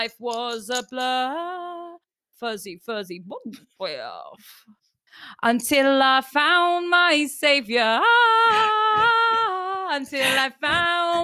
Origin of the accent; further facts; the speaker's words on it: Ireland; I'm Irish.